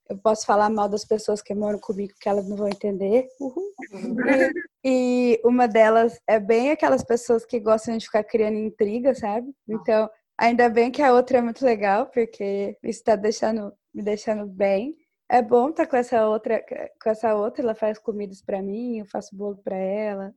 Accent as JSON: {"language": "Portuguese", "town": "Campinas", "region": "São Paulo", "country": "Brazil", "moved": "yes", "lives_now": "Netherlands", "said": "eu sou de Campinas, interior de São Paulo, mas agora eu moro na Holanda"}